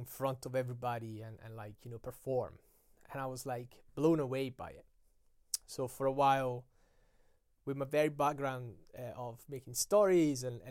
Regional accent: Italy; English is a second language; moved away; I was just growing up in Italy

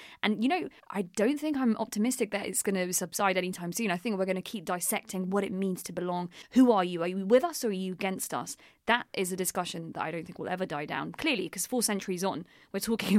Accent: London, United Kingdom; also born or lived in Fulham, London; So I was born and raised in West London, in Shepherd's Bush, where I spent probably about 8 years of my life. I was probably the only Pakistani girl in my primary school, Wendell Park at the time.

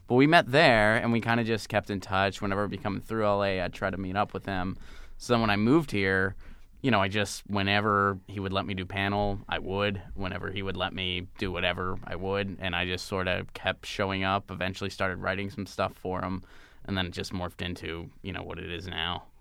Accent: Pittsburgh, Pennsylvania, United States; moved away as an adult; also born or lived in Seattle / Nashville; I grew up in Pittsburgh.

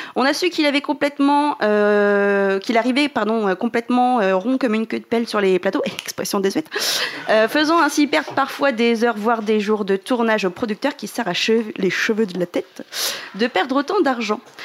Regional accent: Normandy, France; nous qui sommes normands

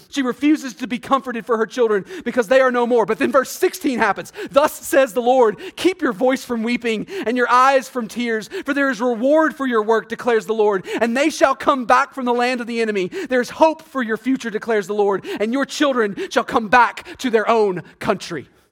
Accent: Texas, United States; I'm from Texas

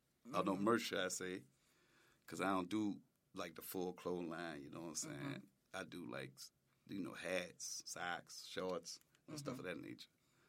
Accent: New Orleans, Louisiana, United States; At first, I'm like, I'm from New Orleans.

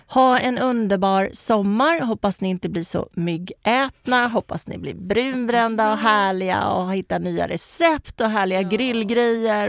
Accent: Kista, Stockholm County, Sweden; vi kom från Kista

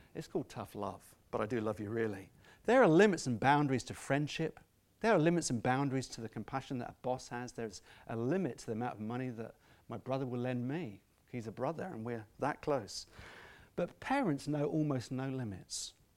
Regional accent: Scotland, United Kingdom; I'm Scottish at some point

